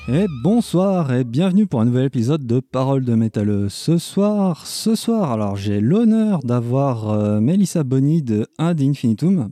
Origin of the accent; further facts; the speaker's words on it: Switzerland; je viens de Suisse, j'ai le droit de dire 80